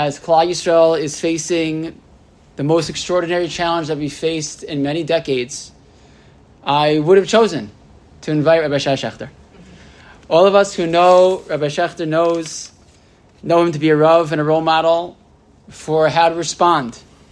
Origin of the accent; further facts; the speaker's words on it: United States; I was from America